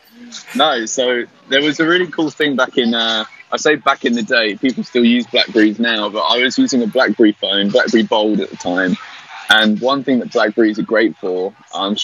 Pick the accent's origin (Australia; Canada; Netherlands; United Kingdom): United Kingdom; Newbury, South East England; I'm from Newbury